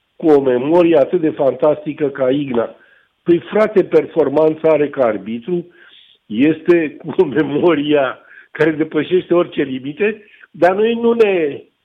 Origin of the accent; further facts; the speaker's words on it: Romania; pentru mine ca român